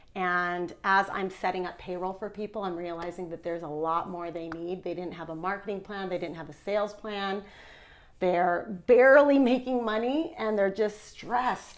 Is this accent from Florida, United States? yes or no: no; Orange County, California, United States; moved away as an adult; now in Utah, United States; I've been in Utah for 11 years, but I'm born and raised in Orange County, California